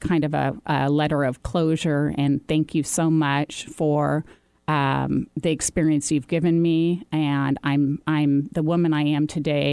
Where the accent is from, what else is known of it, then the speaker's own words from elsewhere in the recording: Seattle, Washington, United States; I'm a native here